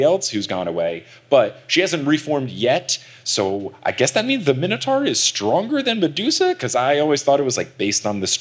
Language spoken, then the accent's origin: English; New Jersey, United States; we're also back in New Jersey, my home state